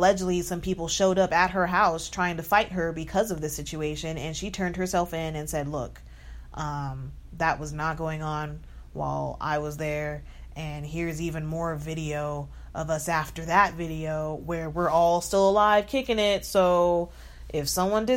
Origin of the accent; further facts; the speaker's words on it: Texas, United States; I'm from Texas